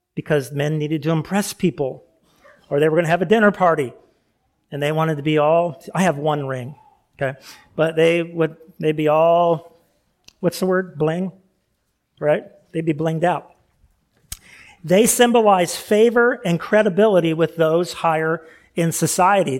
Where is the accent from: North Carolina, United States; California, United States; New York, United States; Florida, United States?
California, United States; moved away; I grew up in California